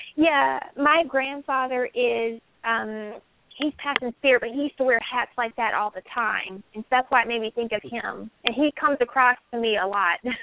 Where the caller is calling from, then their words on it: Vista, California, United States; I'm calling from Vista, California.